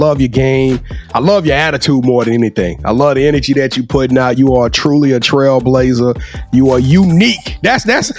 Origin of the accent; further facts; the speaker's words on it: Louisiana, United States; I'm from Louisiana. We call this that boot